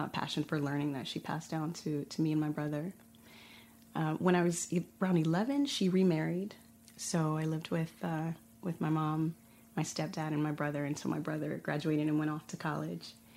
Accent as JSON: {"language": "English", "town": "Inglewood", "region": "California", "country": "United States", "tie": "born or raised there", "moved": "as an adult", "lives_now": "Barcelona, Spain", "said": "I grew up in Inglewood, which is an incorporated city"}